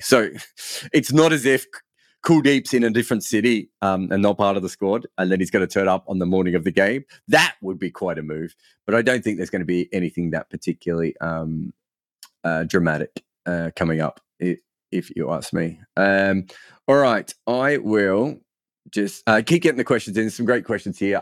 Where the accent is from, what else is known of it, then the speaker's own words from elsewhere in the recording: Australia; now in United Kingdom; I'm Australian